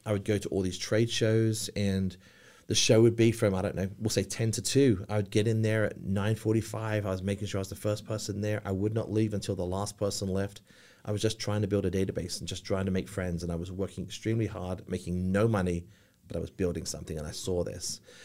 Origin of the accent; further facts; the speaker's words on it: village near Cambridge, East of England, United Kingdom; accent: English; now in Charlotte, United States; I'm from a very, very small little village about twenty-five miles from Cambridge, about fifty, sixty miles from London